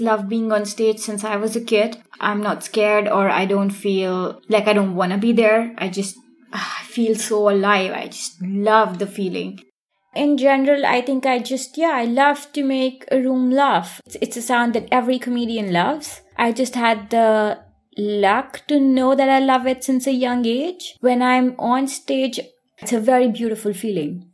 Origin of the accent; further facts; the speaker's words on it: India; moved away as an adult; now in Germany; I am originally from India